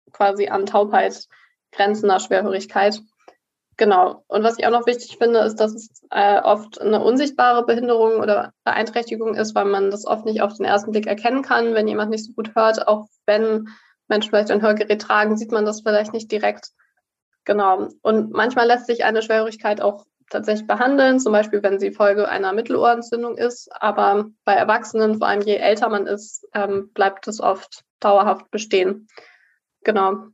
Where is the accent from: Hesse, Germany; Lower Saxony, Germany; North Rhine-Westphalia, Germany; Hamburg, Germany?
Hamburg, Germany; also born or lived in Berlin; now in Münster, Germany; Und ich komme eigentlich aus Hamburg und Berlin, also beides.